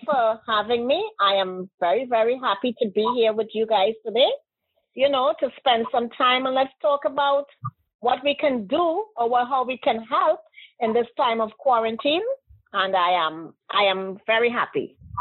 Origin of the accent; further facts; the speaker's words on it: Trinidad & Tobago; moved away; I am from the island of Trinidad and Tobago.